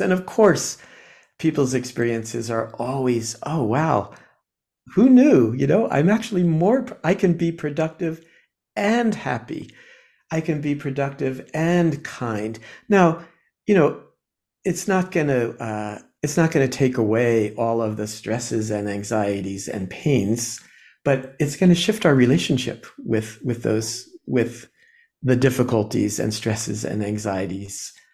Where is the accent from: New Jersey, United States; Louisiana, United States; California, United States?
New Jersey, United States; I was born in New Jersey, uh, in a kind of a quiet, you know, I don't know, um, working class, working class family